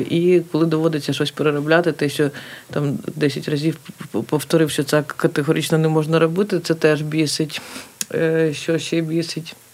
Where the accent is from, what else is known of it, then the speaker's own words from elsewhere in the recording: Kharkiv, Kharkiv Oblast, Ukraine; А так, ну це моє рідне місто, воно в будь-якому випадку я його люблю, плюс мені воно ну, подобається, як воно виглядає, і е, в цілому я дуже люблю це місто.